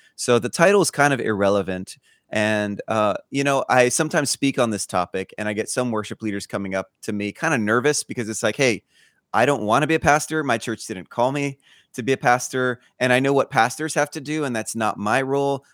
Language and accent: English; Honolulu, Hawaii, United States; moved away as an adult; also born or lived in Los Angeles / Denver / Fort Lauderdale; now in Birmingham, United States; I grew up in Hawaii, in Honolulu, Hawaii, till I graduated high school